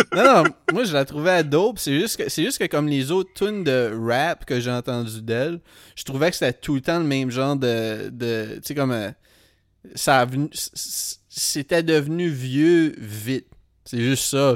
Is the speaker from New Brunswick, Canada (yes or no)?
yes; Edmundston, New Brunswick, Canada; now in Montreal, Canada; Les seules fois où je suis retourné à Edmundston